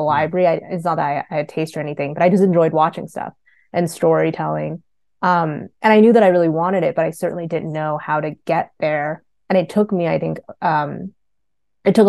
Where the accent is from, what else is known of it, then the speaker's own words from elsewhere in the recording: Northern California, United States; English is a second language; also born or lived in Ho Chi Minh City, Vietnam; So I was born in Vietnam, in Saigon, Ho Chi Minh City, and I grew up there until I was five. And then my family immigrated here to Northern California when I was younger.